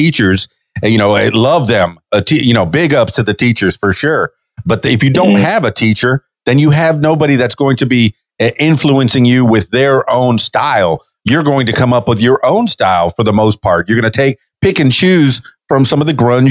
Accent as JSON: {"language": "English", "region": "Florida Keys", "country": "United States", "moved": "yes", "lives_now": "Conway, Arkansas, United States", "said": "I'm from the Florida Keys, way down south in the south of Florida. And I moved to Arkansas"}